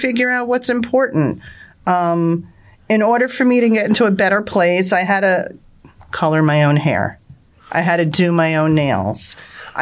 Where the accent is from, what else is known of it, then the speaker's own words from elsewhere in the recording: Marlboro, New Jersey, United States; I am from Marlboro, New Jersey